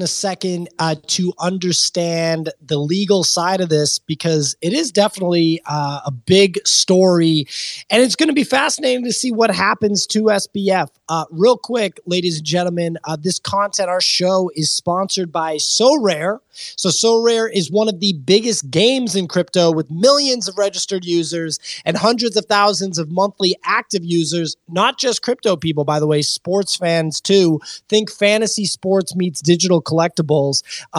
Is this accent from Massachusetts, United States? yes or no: yes; Boston, Massachusetts, United States; I'm from Boston